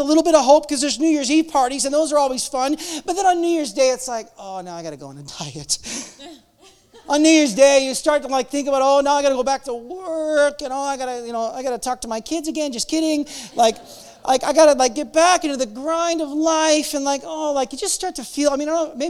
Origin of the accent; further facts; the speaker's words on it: United States; now in Calgary, Canada; I'm American